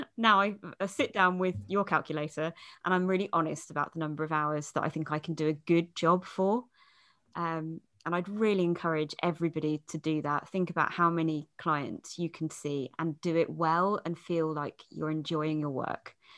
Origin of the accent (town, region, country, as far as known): United Kingdom